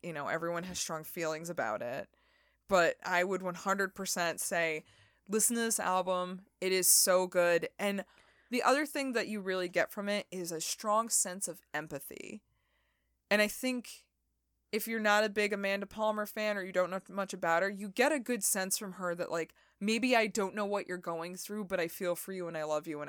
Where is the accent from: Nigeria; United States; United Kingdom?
United Kingdom; Rickmansworth, East of England; I'm from Rickmansworth, England. Yes, I am.